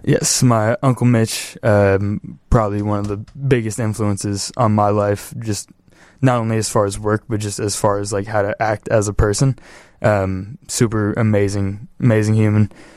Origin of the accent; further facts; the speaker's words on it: Los Angeles, California, United States; moved away as an adult; now in Chicago, United States; West Valley, too. So, like, deep, deep valley